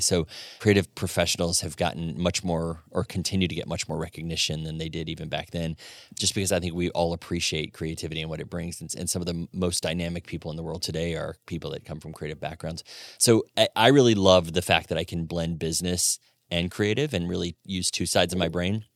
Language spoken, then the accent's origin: English; Florida, United States; moved away as an adult; also born or lived in Atlanta / Birmingham, Alabama / Knoxville, Tennessee / New York City; now in Fort Wayne, United States; born and raised in Florida